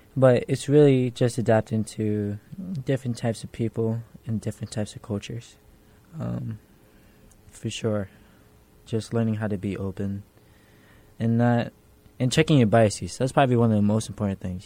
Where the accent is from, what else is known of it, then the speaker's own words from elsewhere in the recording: New York City, New York, United States; Specifically, I grew up in Hell's Kitchen